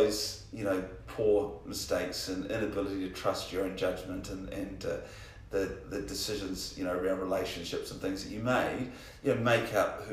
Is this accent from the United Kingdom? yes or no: no; Hawera, Taranaki, New Zealand; I was born in Hawera